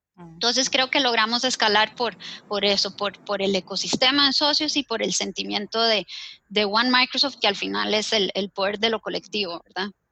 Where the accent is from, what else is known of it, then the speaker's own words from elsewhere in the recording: Costa Rica; como costarricense